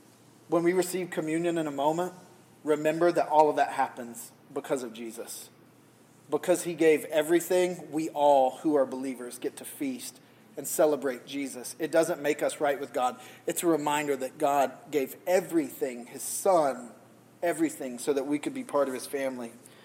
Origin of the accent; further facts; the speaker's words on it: New England, United States; I know we're New Englanders, and some of you come from very puritanical sort of, we are from Puritan stock